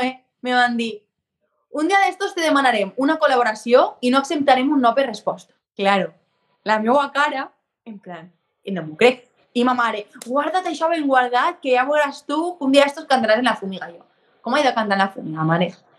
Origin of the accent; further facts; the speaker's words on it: Vinaròs, Valencian Community, Spain; also born or lived in Tortosa / Barcelona; el meu poble és frontera ja amb Catalunya, o sigui, jo no estic tan lluny, València sí